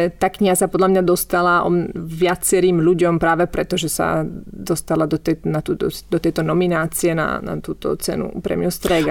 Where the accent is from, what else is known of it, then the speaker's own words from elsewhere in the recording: Bratislava, Bratislava Region, Slovakia; moved away as an adult; also born or lived in Pezinok, Slovakia / Verona, Italy; now in Italy; ja som vyrastala prvé roky v Pezinku a potom sme sa presťahovali do Bratislavy v Karlovej vsi